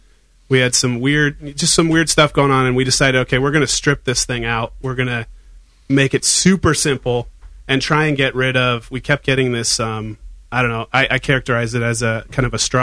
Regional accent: Fairfield, California, United States; moved away as an adult; also born or lived in Seattle; Just recently moved back. And so I grew up in Fairfield in the shadow of Budweiser.

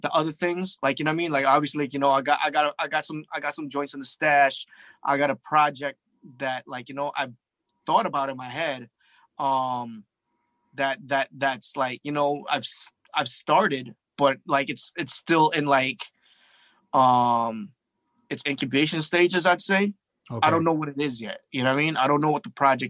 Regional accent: Toronto, Ontario, Canada; I'm from Toronto too

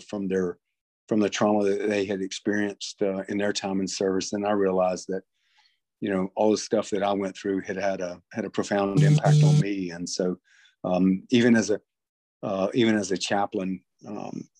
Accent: North Carolina, United States; I'm from North Carolina, and tobacco is a big crop here.

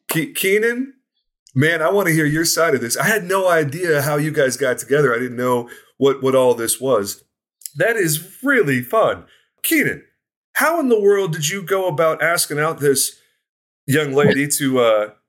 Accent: the South, United States; I'm from the South

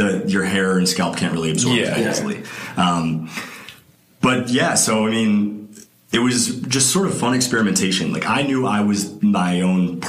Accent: Boulder, Colorado, United States; growing up in Boulder

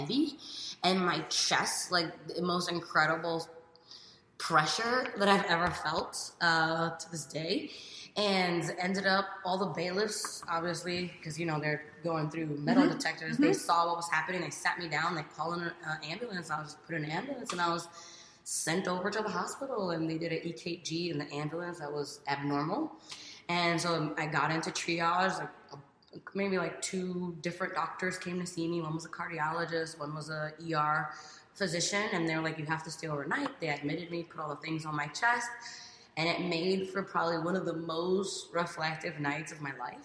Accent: New York City, New York, United States; I grew up in New York City, all over different neighborhoods

